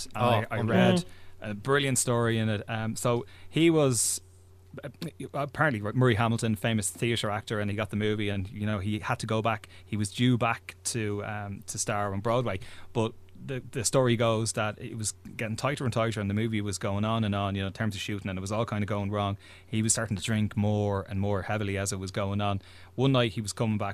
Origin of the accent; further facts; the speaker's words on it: Lucan, Leinster, Ireland; I'm from Lucan, and there was a cinema in Lucan Village